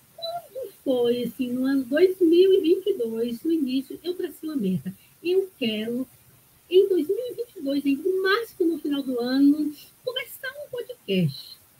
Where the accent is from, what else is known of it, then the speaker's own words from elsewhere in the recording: Ribeira do Pombal, Bahia, Brazil; Eu nasci numa aldeia onde tinha tribo de índios, de índios. Minha avó era índia e lá em Ribeira do Pombal, lá na Bahia